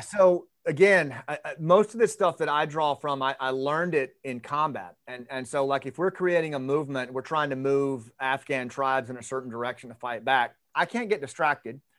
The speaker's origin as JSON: {"language": "English", "region": "Arkansas", "country": "United States", "said": "I'm from Arkansas"}